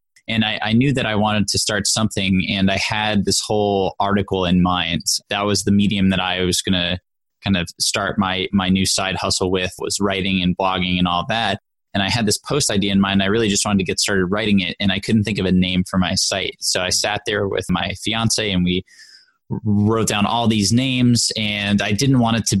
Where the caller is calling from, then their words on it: New York City, New York, United States; So I'm in New York City, the Big Apple.